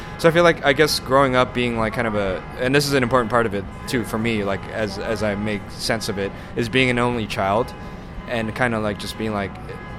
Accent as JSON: {"language": "English", "town": "Los Angeles", "region": "California", "country": "United States", "tie": "born or raised there", "also_born_or_lived": "San Francisco", "said": "I was born in San Francisco, but I've lived in the LA area all my life."}